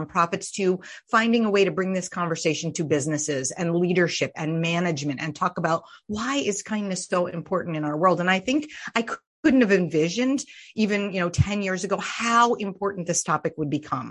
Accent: Vermont, United States; I was raised in Vermont

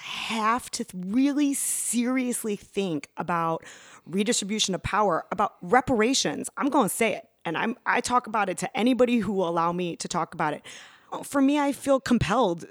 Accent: Chicago, Illinois, United States; I was raised in the Chicago public schools

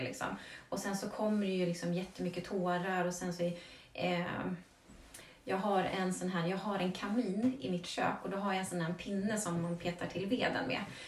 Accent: Vagnhärad, Södermanland, Sweden; jag är ju uppvuxen i Vagnhärad och det är ju landet

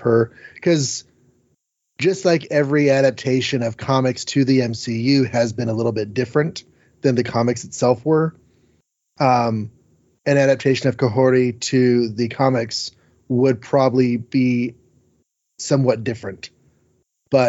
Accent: United States; We, as an American people

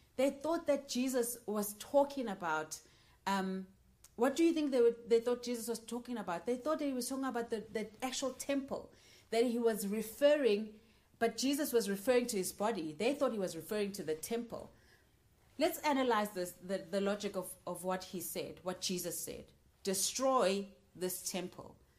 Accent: Johannesburg, Gauteng, South Africa; moved away as an adult; now in United Kingdom; I am from Johannesburg, South Africa, and I'm currently studying in the UK.

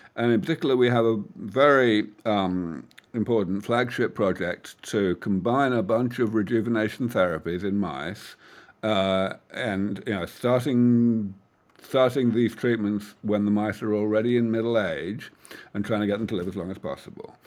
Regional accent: United Kingdom; moved away as an adult; now in California Bay Area, United States; I am from that far off place called the rest of the world, um, from the U K.

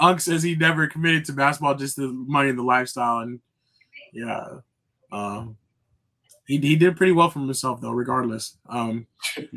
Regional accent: United States; growing up in America

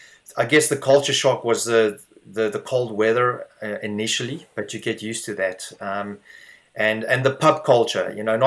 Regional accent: South Africa; now in Dublin, Ireland; It was a very good childhood, to be honest with you. Very outdoors. I had very good parents, very supportive in everything myself and my sister did. So I really can't complain with my childhood in South Africa.

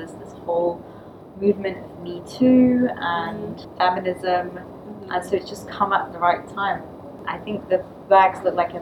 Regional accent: London, United Kingdom; I'm from Bethnal Green

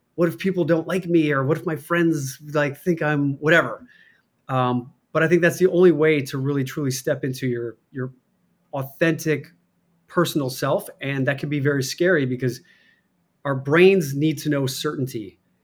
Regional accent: Chicago, Illinois, United States; accent: Chicago; also born or lived in Michigan / Iowa; I was born in Michigan, moved to Chicago, grew up as you know, I was grew up in the the Catholic Church, went to Catholic grade school, grew up a Chicago Bears fan

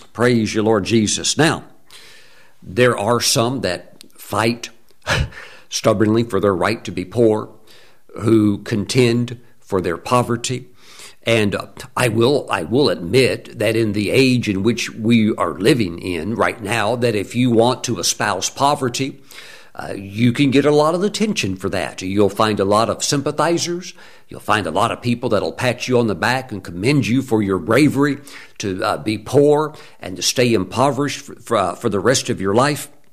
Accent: Mississippi, United States; I'm in sixth grade, growing up in Mississippi

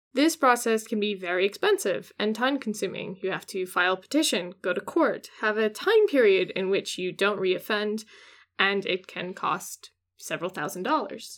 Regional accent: Washington, United States; my home state in Washington

